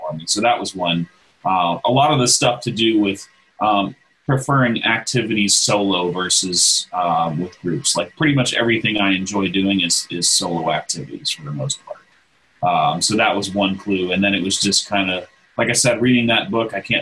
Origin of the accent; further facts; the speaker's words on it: Texas, United States; I grew up in Texas, not too far from Johnson Space Center